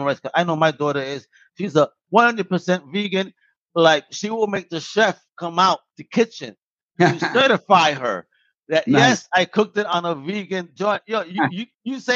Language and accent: English; New York, United States; I'm also from New York.